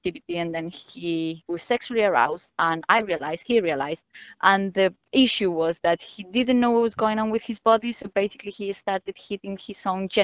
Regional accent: Spain; moved away; I am from Spain

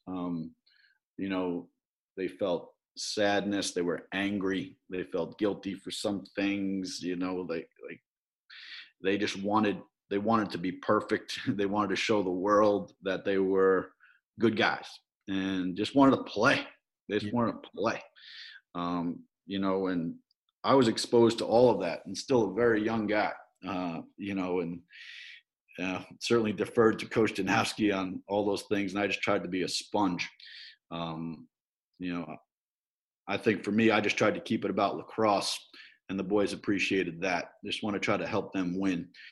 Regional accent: Farmingdale, New York, United States; I grew up in Farmingdale, New York

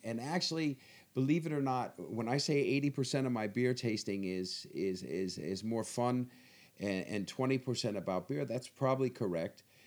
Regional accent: Virginia, United States; moved away as an adult; now in Denmark; I'm American, uh, born in Virginia uh, and uh, have uh, yeah lived there all my life

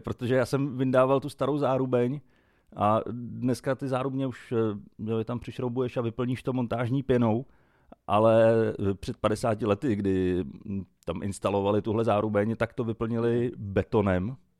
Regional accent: Nymburk, Central Bohemian Region, Czechia; u nás v Nymburce

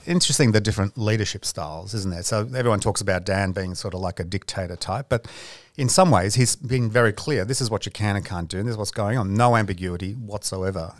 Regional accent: Peloponnese, Greece; I'm from the Peloponnese

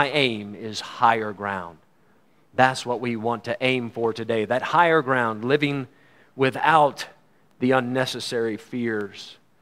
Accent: United States; As an American

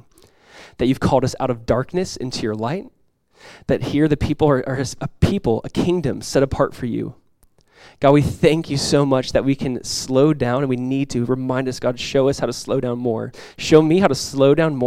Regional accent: Southern California, United States; moved away as an adult; now in Florida, United States; Growing up in Southern California, I just never really got into ice hockey.

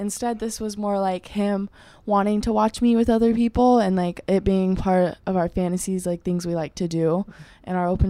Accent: Oregon, United States; I'm from Oregon

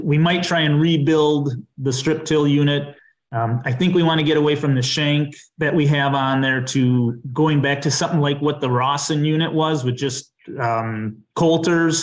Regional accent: southwest Dodge County, Wisconsin, United States; also born or lived in Chicago; I grew up on a farm in southwest Dodge County, Wisconsin

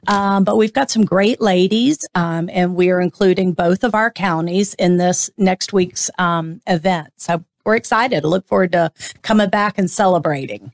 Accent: St. Augustine, Florida, United States; I was born here in St. Augustine

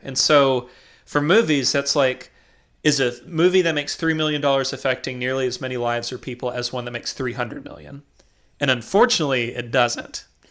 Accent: McMinnville, Tennessee, United States; now in North Carolina, United States; people I grew up with in McMinnville

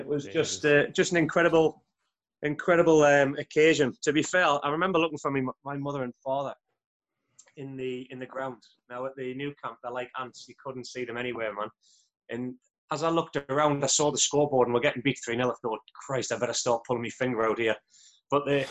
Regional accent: Newcastle upon Tyne, North East England, United Kingdom; moved away; I'm from Newcastle, which is obviously the northeast of England. And at a young age, the whole family were black and white supporters. So my childhood was getting on the train on a Saturday morning with my father

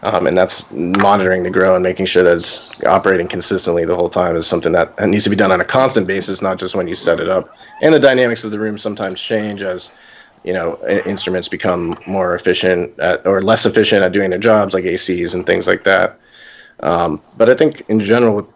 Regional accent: Florida, United States; Florida, which is essentially my home state

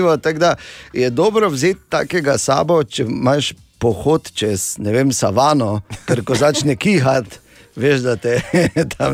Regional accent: Slovenia; Slovenci smo vedno bili v špici, eh, ko govorimo o letenju in letalstvu

